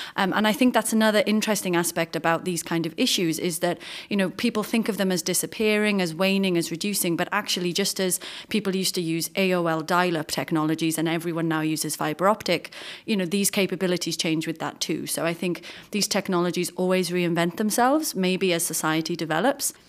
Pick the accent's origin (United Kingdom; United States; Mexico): United Kingdom; as a British person